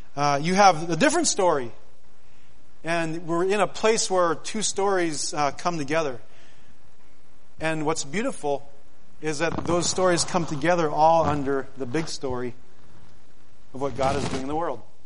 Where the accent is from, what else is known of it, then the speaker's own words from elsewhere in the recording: Unalakleet, Alaska, United States; my hometown of, of Unalakleet.